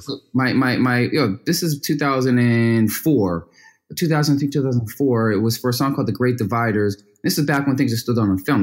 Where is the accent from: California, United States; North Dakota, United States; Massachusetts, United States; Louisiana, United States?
Massachusetts, United States; Boston; from Boston, which is a, a sports town, and because I grew up in a very competitive, you know, town